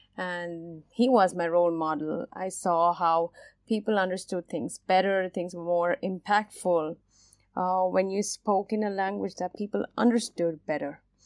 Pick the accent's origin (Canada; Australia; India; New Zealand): India; Mumbai, Maharashtra; I specifically come from Mumbai, India, which is a cosmopolitan city